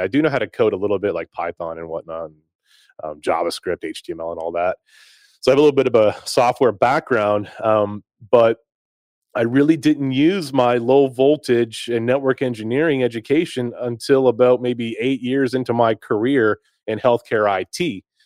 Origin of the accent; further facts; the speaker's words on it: Greensboro, North Carolina, United States; moved away as an adult; also born or lived in Winnipeg, Manitoba, Canada / Akron, Ohio; now in Nashville, United States; I grew up in the States, I grew up in, in Greensboro and, in High Point, North Carolina